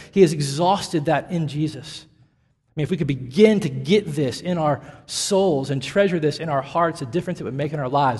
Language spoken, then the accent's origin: English; Nashville, Tennessee, United States; moved away; I grew up in the South, in Tennessee, and in the epicenter of it all in Nashville